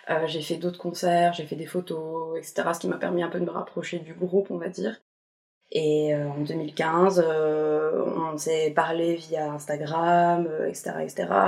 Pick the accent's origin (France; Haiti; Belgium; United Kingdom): Belgium; Brussels; je viens de Bruxelles, je vais bientôt avoir 28 ans.